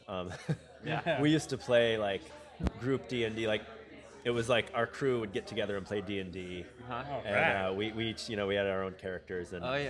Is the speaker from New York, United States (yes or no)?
yes; Rochester, New York, United States; moved away as an adult; now in Los Angeles, United States; I grew up in Rochester, New York